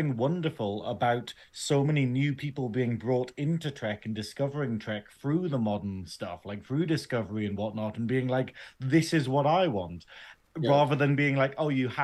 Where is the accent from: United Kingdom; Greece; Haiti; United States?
United Kingdom; England; I am English though